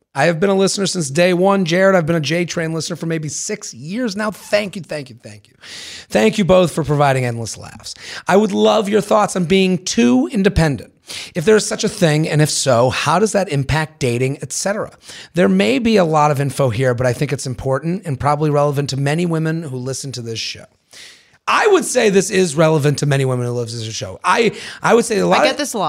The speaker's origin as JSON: {"language": "English", "region": "Washington", "country": "United States", "tie": "born or raised there", "also_born_or_lived": "Los Angeles", "said": "I was living in LA for the last 5 years and recently moved back to my hometown in Washington State. Roughly 400,000 people, where the median income is about 50K a year."}